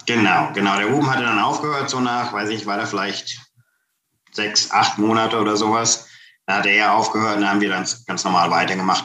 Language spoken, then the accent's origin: German; Kassel, Hesse, Germany; now in United States; Ich komme ursprünglich aus Kassel.